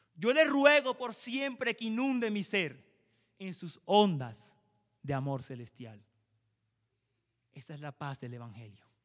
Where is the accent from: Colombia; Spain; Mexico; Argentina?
Colombia; como colombianos